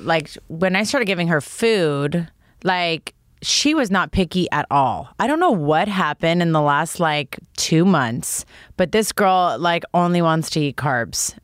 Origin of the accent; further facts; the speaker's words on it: Toronto, Ontario, Canada; I grew up in Toronto